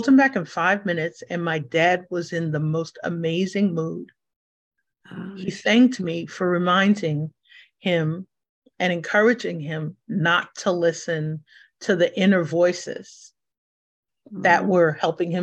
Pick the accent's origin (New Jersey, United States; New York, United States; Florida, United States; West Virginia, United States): New York, United States; New York City; being born and raised in New York, born in the Bronx